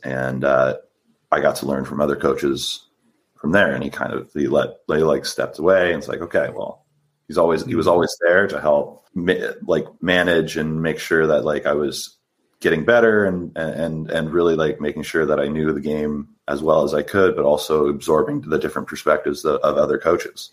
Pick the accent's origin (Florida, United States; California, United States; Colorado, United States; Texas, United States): California, United States; San Diego; I'm from San Diego. Uh, I grew up. I played for my for my local high school